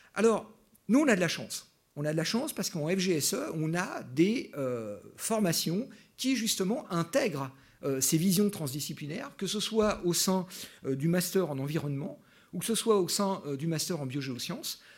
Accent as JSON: {"language": "French", "country": "France", "moved": "yes", "lives_now": "Switzerland", "said": "en tant que Français"}